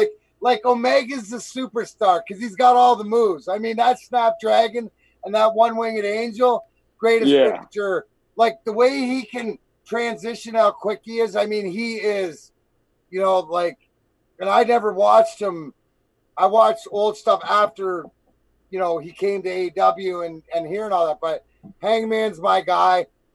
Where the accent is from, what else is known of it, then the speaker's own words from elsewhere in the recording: Canada; And being Canadian, you gotta love it.